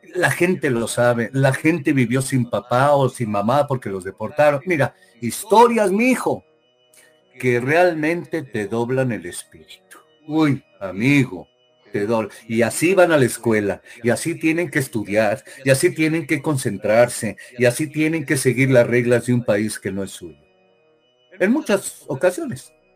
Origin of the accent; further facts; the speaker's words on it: Mexico; moved away as an adult; now in United States; soy mexicano hasta el día que deje de respirar